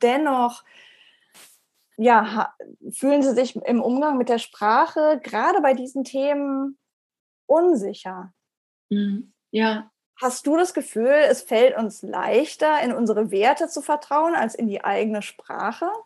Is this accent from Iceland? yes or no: yes; Iceland; accent: Icelandic; German is a second language; Ähm, verleugne ich meinen isländischen Akzent oder nicht? Ist das Teil meiner, meiner Persönlichkeit oder meiner Brand, könnte man sagen